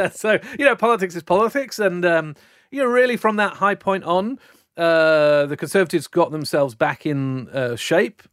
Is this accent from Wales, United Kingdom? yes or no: yes; South Wales, United Kingdom; now in Sydney, Australia; I was brought up in South Wales in the, uh, late nineteen seventies and nineteen eighties